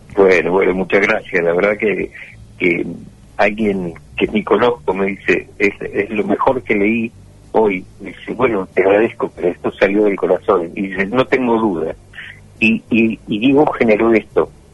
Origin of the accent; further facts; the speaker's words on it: Argentina; somos argentinos